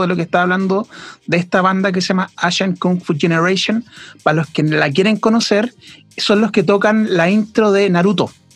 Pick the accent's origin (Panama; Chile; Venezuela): Chile; nosotros como pueblo chileno